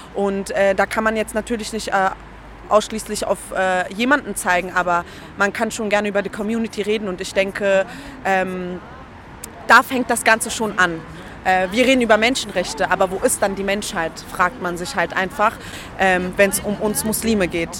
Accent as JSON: {"language": "German", "region": "Berlin", "country": "Germany", "tie": "born or raised there", "also_born_or_lived": "Treptow-Köpenick", "said": "ich bin aufgewachsen eigentlich in Kreuzberg im Brennpunkt ja. äh, am Cottbuster Tor"}